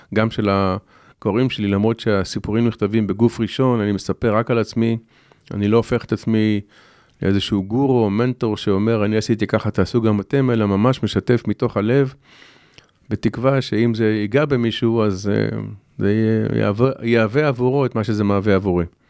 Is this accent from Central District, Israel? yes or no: no; Shoval, Southern District, Israel; גדלתי בקיבוץ